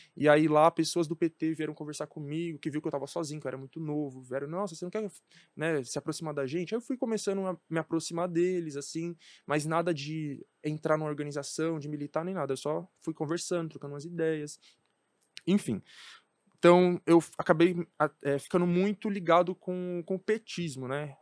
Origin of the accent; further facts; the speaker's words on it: São Paulo, Brazil; Cresci na Brasilândia, onde eu morava, não se falava sobre política